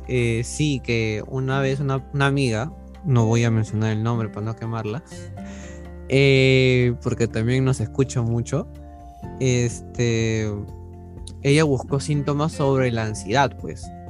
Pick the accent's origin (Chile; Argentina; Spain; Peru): Peru; soy estudiante de la carrera de psicología, soy de Perú